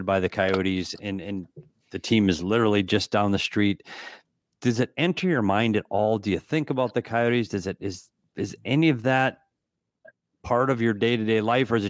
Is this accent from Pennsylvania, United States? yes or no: no; Bemidji, Minnesota, United States; moved away; I'm from Bemidji. My dad was the head coach of Bemidji State for 45 years